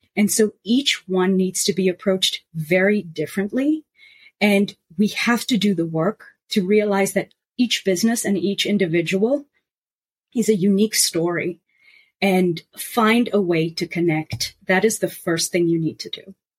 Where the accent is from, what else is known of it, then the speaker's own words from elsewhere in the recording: South Africa; now in New York, United States; as a South African and someone who traveled around the world